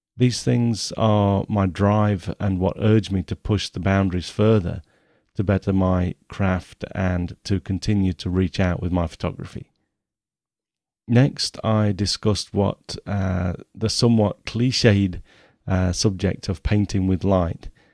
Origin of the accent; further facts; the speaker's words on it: Nottingham, East Midlands, United Kingdom; I was born in Nottingham in nineteen sixty-seven